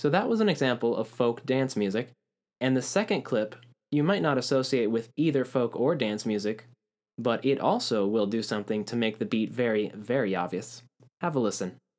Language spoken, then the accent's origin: English; Puerto Rico; growing up in Puerto Rico